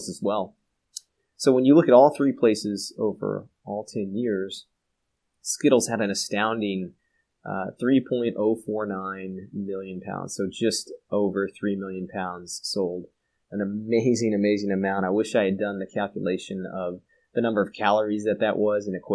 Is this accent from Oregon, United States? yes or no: no; Texas, United States; Texas, my home state